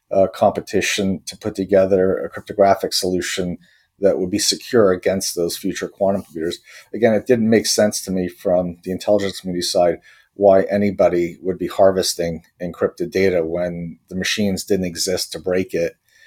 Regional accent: Croatia; also born or lived in Austria; now in United States; I was born in Croatia in the former Yugoslavia, where I initially grew up, and we ended up having to escape from the country, ended up as a refugee in Austria while we waited for asylum in the U.S.

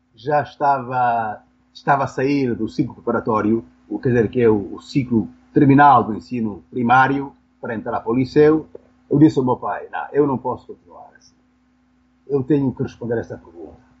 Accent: Benguela, Angola; eu nasci em Benguela, uma pequena cidade do litoral

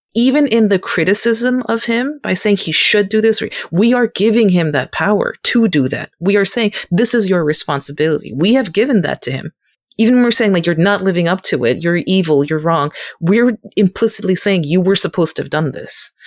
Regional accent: United States; as an Asian American. Second, as an American

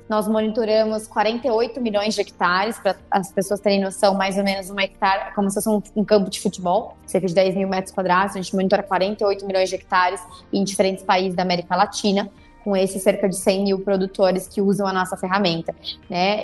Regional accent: Itajubá, Minas Gerais, Brazil; Eu sou do sul de Minas Gerais, sou de uma cidade que chama Itajubá

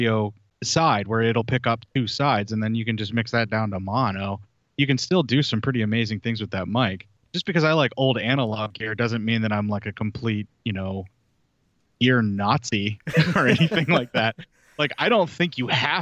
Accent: Pennsylvania, United States; moved away as an adult; I was a guy from Pennsylvania in the middle of nowhere, and now I live in the middle of nowhere in the middle of the country

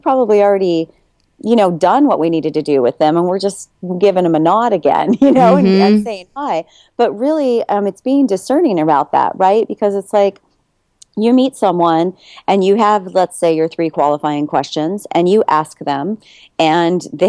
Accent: California, United States; I'm in Houston right now, and I'm from California, so I'm in Houston.

